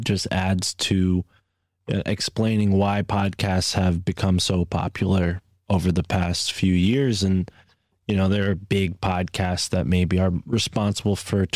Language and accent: English; East Coast, United States; accent: East Coast; my East Coast accent